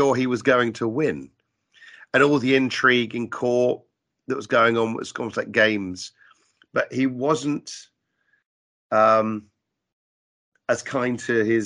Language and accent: English; Colchester, East of England, United Kingdom; moved away as an adult; now in London, United Kingdom; I'm from Colchester